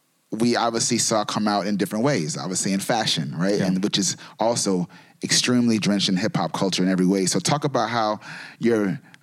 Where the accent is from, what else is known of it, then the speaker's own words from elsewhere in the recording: New York City, New York, United States; I'm from New York as well